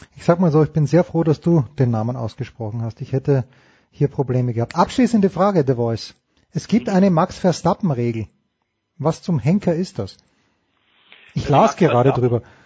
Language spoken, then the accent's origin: German; Austria; ich bin Österreicher